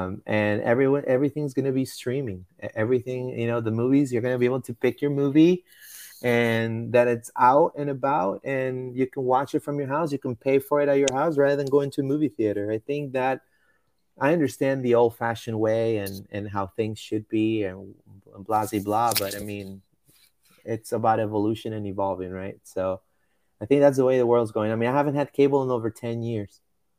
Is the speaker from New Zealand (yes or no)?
no; Puerto Rico; I was born and raised in Puerto Rico.